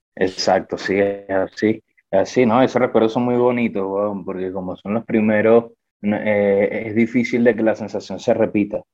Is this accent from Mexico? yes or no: no; San Felipe, Yaracuy, Venezuela; now in Medellín, Colombia; yo soy de San Felipe, estado Yaracuy